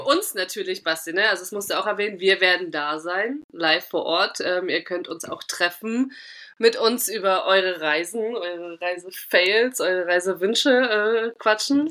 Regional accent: Thuringia, Germany; accent: Thuringian; moved away; Ich, ich lebe schon zu lange nicht mehr in Thüringen

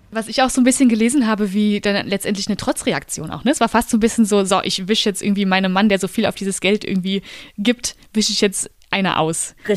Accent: Germany; an der Mosel, wo ich herkomme

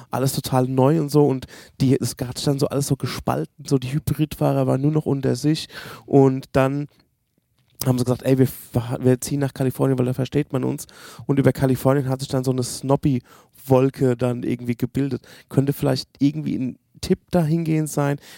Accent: Berlin, Germany; wir kommen aus Berlin, ah, ich habe

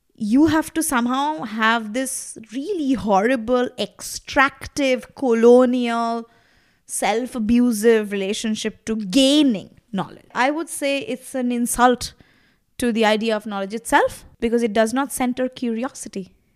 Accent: Kolkata, West Bengal, India; first language Bengali; English is a second language; moved away as an adult; also born or lived in Delhi; now in Berlin, Germany; I was growing up in Calcutta, which was basically a red city.

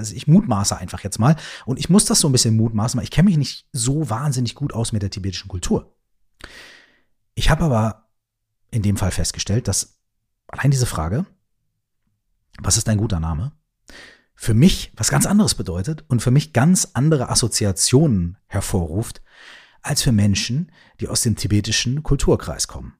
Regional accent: Germany; bei uns in Deutschland

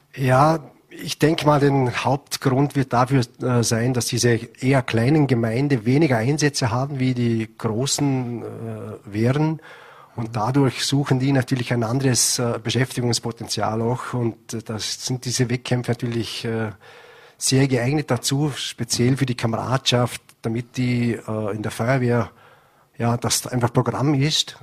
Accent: Vorarlberg, Austria; bei uns in Vorarlberg

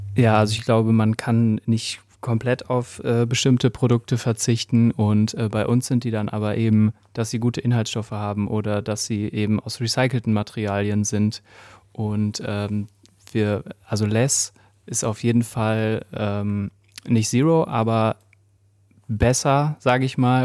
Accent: Gütersloh, North Rhine-Westphalia, Germany; now in Cologne, Germany; ich komme aus Gütersloh und wir sind aber jetzt schon sehr lange in Köln, also zugezogene Kölner

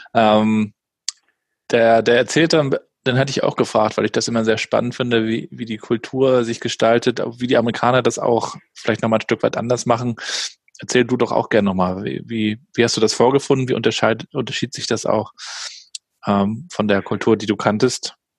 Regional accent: Rostock, Mecklenburg-Vorpommern, Germany; bei uns in Rostock

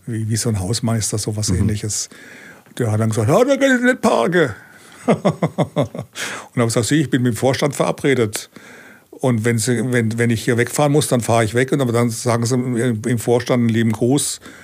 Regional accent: Langen, Hesse, Germany; moved away as an adult; also born or lived in Seeheim-Jugenheim / Berlin; ich bin ja in Langen aufgewachsen, also das ist 15 äh, Kilometer von Frankfurt entfernt

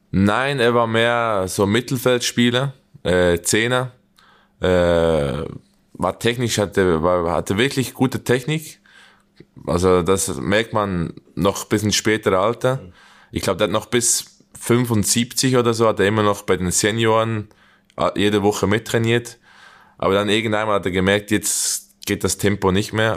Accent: Young Boys, Bern, Switzerland; moved away as an adult; now in Germany; gegen Young Boys, wo ich aufgewachsen bin, wo ich die Juniorenabteilung gespielt habe

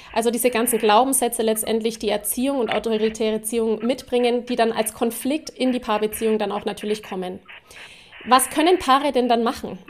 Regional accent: Erlangen, Bavaria, Germany; Ich bin ja auch aus Erlangen

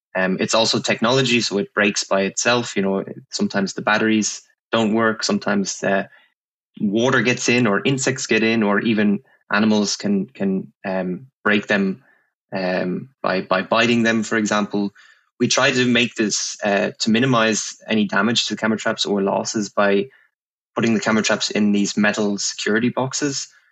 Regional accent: Ireland; moved away; I'm from Ireland. I'm from um, a place not too far from Dublin

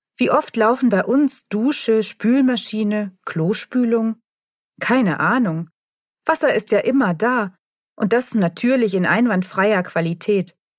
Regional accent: Tübingen, Baden-Württemberg, Germany; bei uns in Tübingen

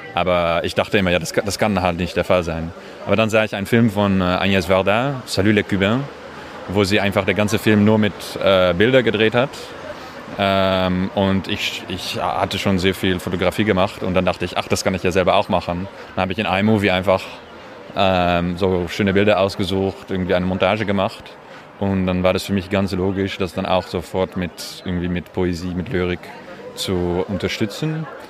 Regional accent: Amsterdam, North Holland, Netherlands; German is a second language; now in Paris, France; Ich komme aus Amsterdam und wohne in Paris

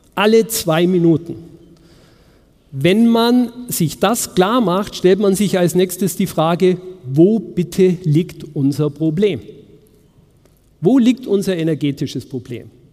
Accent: Munich, Bavaria, Germany; in München, wo ich herkomme

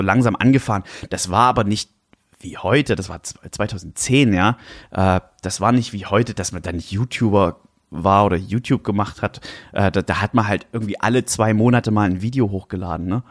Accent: Germany; moved away as an adult; ich bin am Fuße des Erzgebirges aufgewachsen, habe dort gewohnt, bis ich 18 war

